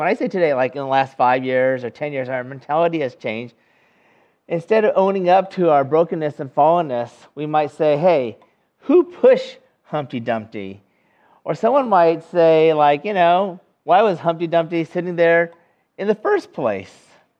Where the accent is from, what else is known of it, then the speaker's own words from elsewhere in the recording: California, United States; now in North Carolina, United States; the closest thing I can imagine that would be similar to us here in North Carolina would be, you know, I come from California